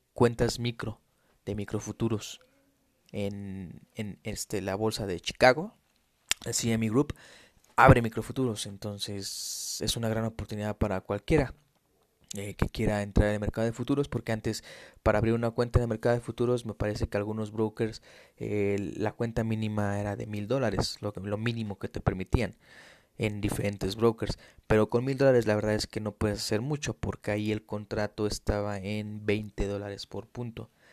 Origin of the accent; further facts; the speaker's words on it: Mexico City, Mexico; Yo soy de México, soy de la Ciudad de México